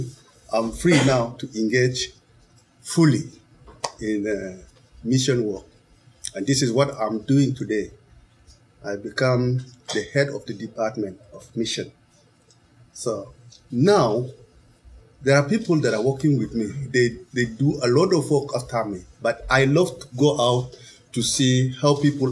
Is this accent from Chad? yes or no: yes; Chad; English is a second language; moved away as an adult; also born or lived in Nigeria; I left Chad, I went to Nigeria, so I studied in Nigeria